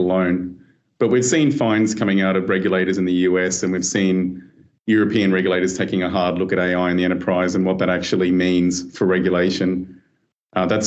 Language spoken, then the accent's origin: English; Australia; moved away as an adult; also born or lived in Hong Kong / New York / London; I'm Australian by background, but I spent a long time overseas, you know, in financial centres such as Hong Kong and New York and London. So recently returned a couple of years ago to Australia